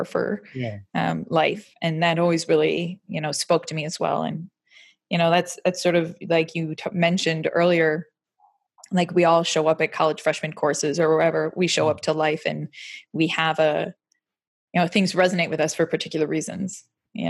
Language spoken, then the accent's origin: English; Warren, Michigan, United States; now in Oxford, United Kingdom; I'm from Detroit